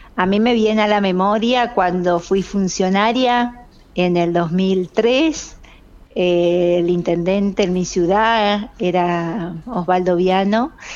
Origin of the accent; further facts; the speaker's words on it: San José de Feliciano, Entre Ríos, Argentina; comunidad de mi pueblo de San José Feliciano